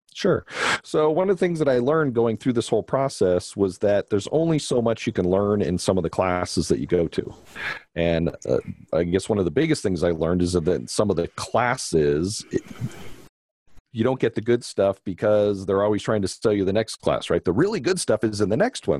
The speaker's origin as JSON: {"language": "English", "town": "Los Angeles", "region": "California", "country": "United States", "tie": "born or raised there", "also_born_or_lived": "Denver, Colorado", "moved": "as an adult", "said": "I grew up in Canoga Park in San Fernando Valley"}